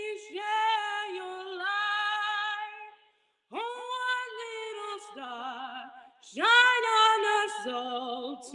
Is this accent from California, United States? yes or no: yes; San Francisco, California, United States; I'm from San Francisco, California, and when I'm not pursuing art, I'm a tour guide